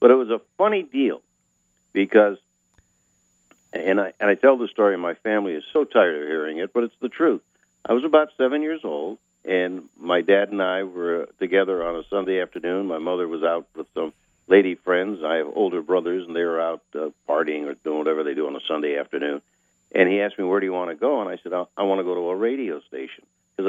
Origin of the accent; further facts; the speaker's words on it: Erie, Pennsylvania, United States; my hometown of Erie, Pennsylvania.